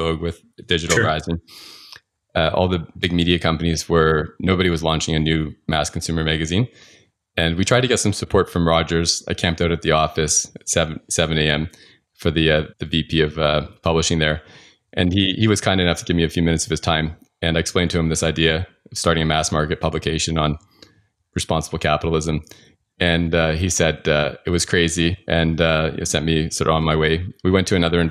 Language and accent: English; Calgary, Alberta, Canada; moved away; I went back to Calgary. I tried to find a job. I'm from Calgary originally